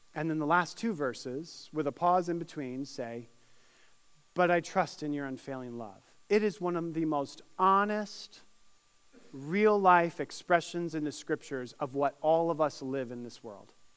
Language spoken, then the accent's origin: English; Syracuse, New York, United States; now in Indiana, United States; my hometown of Syracuse, New York